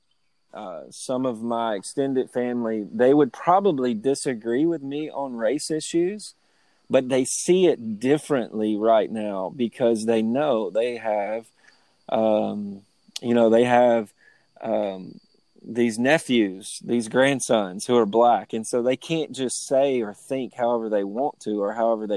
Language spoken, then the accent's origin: English; Lewisburg, Tennessee, United States; I grew up in the South. I grew up in Lewisburg, Tennessee